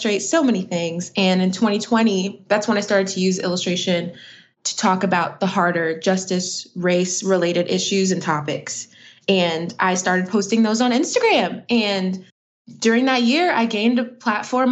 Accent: Atlanta, Georgia, United States; born or raised there; also born or lived in Brooklyn, New York

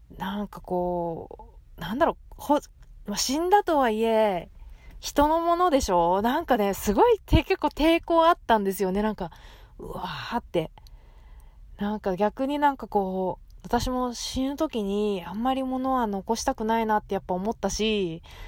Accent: Fukuoka, Japan; moved away; 私福岡出身ですけど

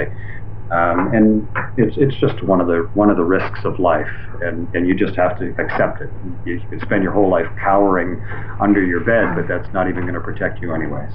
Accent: Canada; I'm a Canadian

